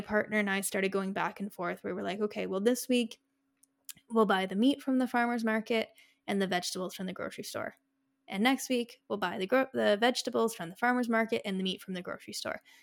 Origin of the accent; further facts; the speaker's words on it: Canada; we are Canadian